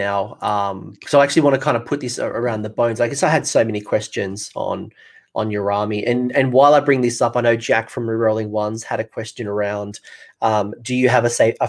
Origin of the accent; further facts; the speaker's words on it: Australia; accent: Australian; my Australian accent